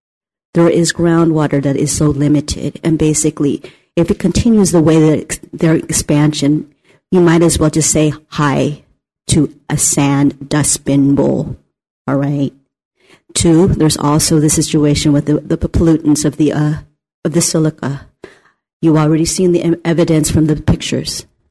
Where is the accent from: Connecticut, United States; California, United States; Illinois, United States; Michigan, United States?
California, United States; I'm originally from Solano County, and I fought against the LNG gas plant